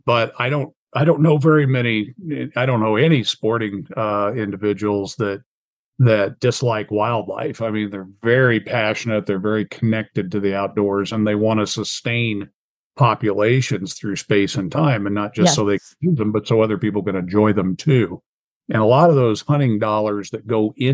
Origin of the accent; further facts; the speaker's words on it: South Central Illinois, United States; moved away as an adult; also born or lived in Montana; we have turkeys and a lot of them in my hometown area, South Central Illinois